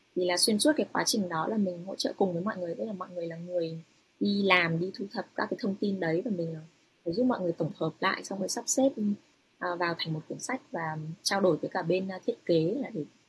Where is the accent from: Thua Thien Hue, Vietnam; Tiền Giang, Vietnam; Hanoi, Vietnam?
Hanoi, Vietnam; moved away as an adult; also born or lived in United States / Europe; now in Japan; mình là người Kinh ở Việt Nam mà lại còn sinh sống ở Hà Nội